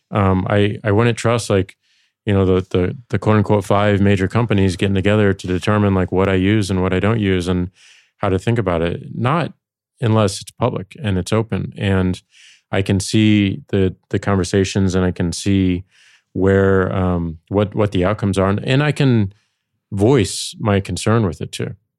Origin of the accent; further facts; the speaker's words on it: St. Louis, Missouri, United States; moved away; going back to Saint Louis, my hometown